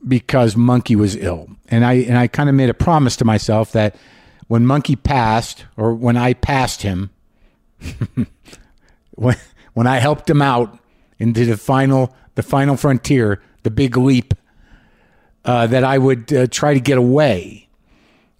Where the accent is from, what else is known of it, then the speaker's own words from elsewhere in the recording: New Mexico, United States; now in California, United States; I grew up in New Mexico